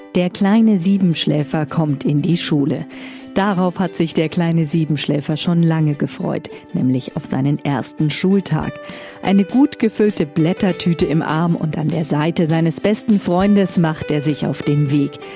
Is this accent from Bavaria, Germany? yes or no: yes; Bavaria, Germany; Bei uns in Bayern